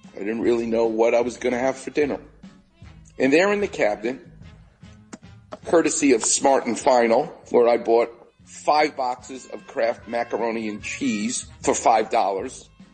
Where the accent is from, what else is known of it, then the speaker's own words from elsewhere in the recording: New York, United States; now in Los Angeles, United States; I'm Jewish and I'm from New York